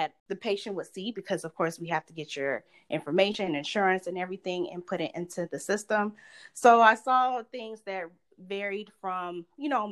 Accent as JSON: {"language": "English", "town": "Lithonia", "region": "Georgia", "country": "United States", "tie": "born or raised there", "also_born_or_lived": "Florida", "moved": "as an adult", "said": "I'm originally from Atlanta, Georgia. More specifically, I grew up in Lithonia, Georgia, right outside of Atlanta"}